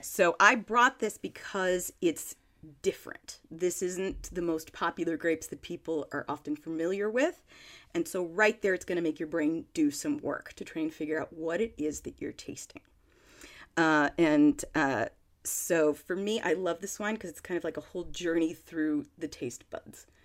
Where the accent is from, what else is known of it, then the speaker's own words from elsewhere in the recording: Monterey County, California, United States; Petit Paisson Winery in Monterey County in California. That sounds very fancy, but it's actually just my hometown winery.